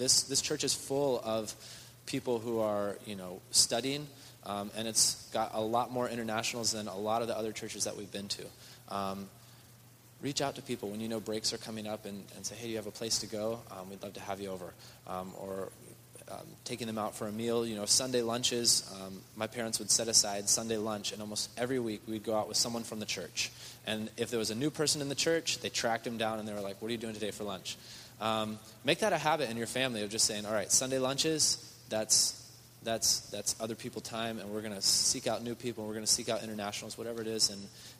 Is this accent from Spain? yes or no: yes; Spain; English is a second language; moved away; Growing up in Spain, the churches in Spain are very, very small overall.